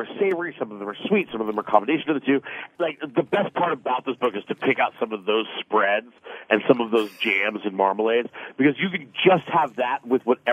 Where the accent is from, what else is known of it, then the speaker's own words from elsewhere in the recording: Los Angeles, California, United States; I'm from Los Angeles